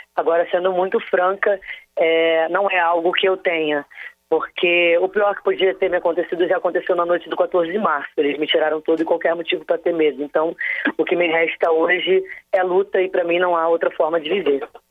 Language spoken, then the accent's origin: Portuguese; Rio de Janeiro, Brazil; moved away; enquanto carioca